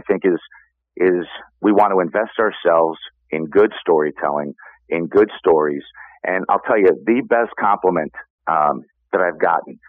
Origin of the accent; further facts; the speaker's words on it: New York, United States; now in Chicago, United States; I'm a New Yorker